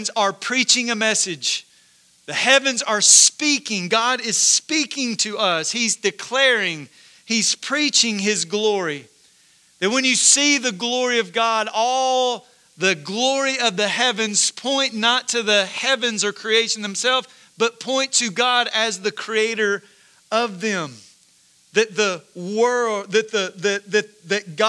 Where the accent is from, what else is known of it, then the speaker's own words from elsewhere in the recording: Corinth, United States; I grew up in Corinth, so not far from here